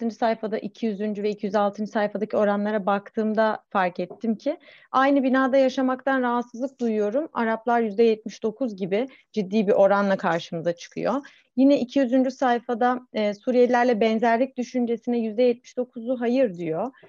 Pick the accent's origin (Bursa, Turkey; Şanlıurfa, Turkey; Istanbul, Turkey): Şanlıurfa, Turkey; Ben de Urfalıyım bu arada.